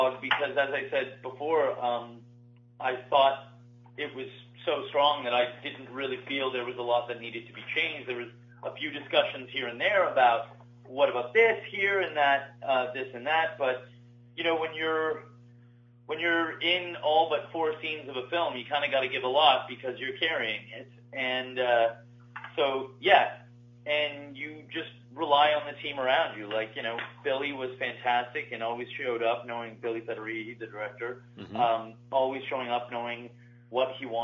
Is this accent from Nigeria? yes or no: no; Canada; I'm from Canada, and that's where I've done most of my work all through my life